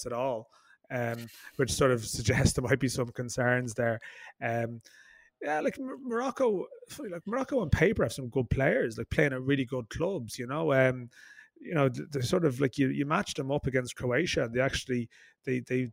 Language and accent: English; Ireland; an Irish football journalist